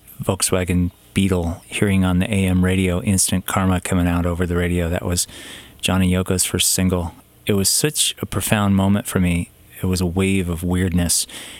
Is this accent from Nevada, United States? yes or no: no; Southern California, United States; I was 8 or 9 growing up in Southern California